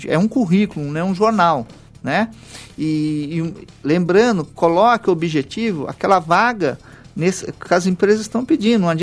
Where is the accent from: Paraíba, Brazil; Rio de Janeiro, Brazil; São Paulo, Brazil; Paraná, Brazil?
São Paulo, Brazil; Lins; Eu sou da cidade de Lins, uma cidade de 90 mil habitantes.